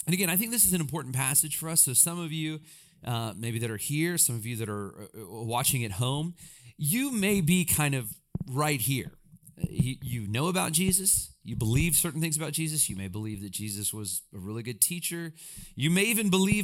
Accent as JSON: {"language": "English", "region": "Alabama", "country": "United States", "tie": "born or raised there", "said": "I grew up in Alabama, and again, I had a great, wonderful childhood"}